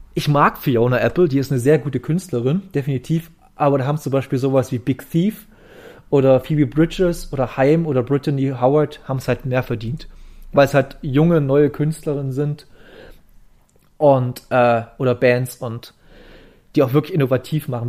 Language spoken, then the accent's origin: German; East Germany, Germany; ich komme hier aus dem Osten